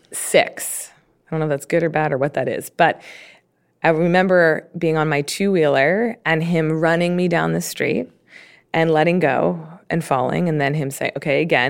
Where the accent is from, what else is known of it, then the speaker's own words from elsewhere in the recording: Baltimore, Maryland, United States; I grew up in Baltimore